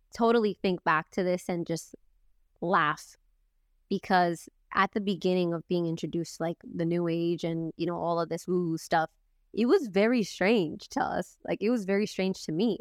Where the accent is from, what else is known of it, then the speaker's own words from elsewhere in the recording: Boston, Massachusetts, United States; I grew up in Boston